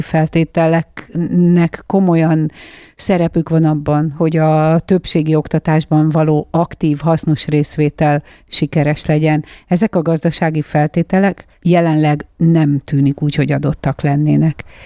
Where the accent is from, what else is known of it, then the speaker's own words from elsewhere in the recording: Nyirád, Veszprém County, Hungary; moved away; Én egy egészen kicsi bányász faluban születtem, bauxit bányász volt az édesapám. Ezt a falut Nyirádnak hívják